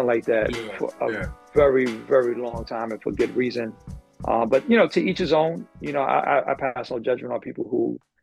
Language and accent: English; New York, United States; I am born and raised in New York. Very proud of that. My parents are from Puerto Rico.